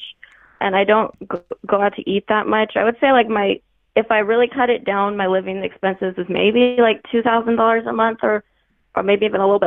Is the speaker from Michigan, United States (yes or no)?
no; Hawaii, United States; I'm from Hawaii, so I was on a different island